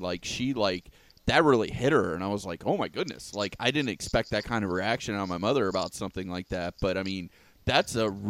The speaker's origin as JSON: {"language": "English", "area": "Polk County", "region": "Florida", "country": "United States", "tie": "born or raised there", "said": "I'm a big country boy from Polk County, born and raised in Florida, Polk County, Florida, my whole life."}